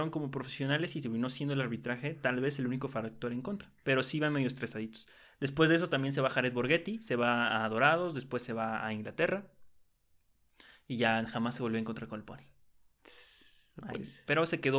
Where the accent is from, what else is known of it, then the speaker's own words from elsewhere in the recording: Mexico; los mexicanos jugábamos con seis extranjeros.